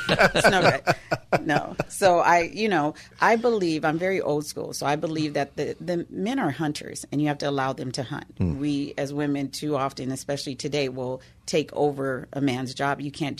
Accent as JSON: {"language": "English", "town": "Woodland Hills", "region": "California", "country": "United States", "tie": "born or raised there", "said": "You know, I am a Valley girl. I grew up in Woodland Hills, California"}